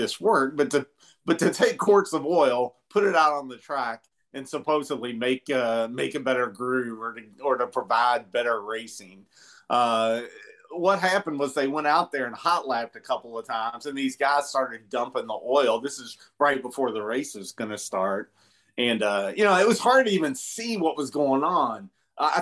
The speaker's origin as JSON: {"language": "English", "town": "Louisville", "region": "Kentucky", "country": "United States", "tie": "born or raised there", "said": "where I grew up in Louisville, Kentucky"}